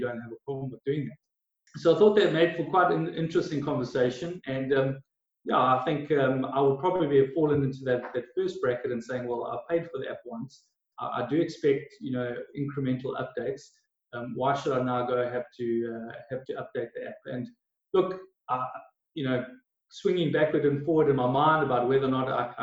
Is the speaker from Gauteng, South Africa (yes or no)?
no; Durban, KwaZulu-Natal, South Africa; also born or lived in Ballito; I'm born and raised in South Africa, in Durban and KZN.